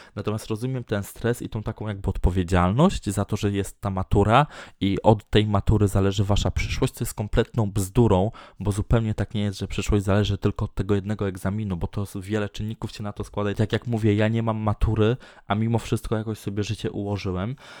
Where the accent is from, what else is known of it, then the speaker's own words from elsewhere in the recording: Tczew, Pomeranian Voivodeship, Poland; moved away as an adult; now in Sopot, Poland; mieszkam w Sopocie, y, urodziłem się w Tczewie